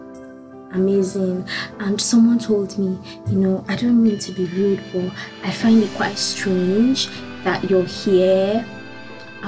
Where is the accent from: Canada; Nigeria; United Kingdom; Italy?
Nigeria; moved away as an adult; I'm from Nigeria.